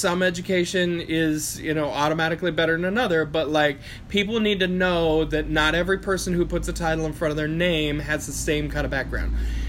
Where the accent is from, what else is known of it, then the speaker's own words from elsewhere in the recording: Appalachia, United States; Like, I come from Appalachia.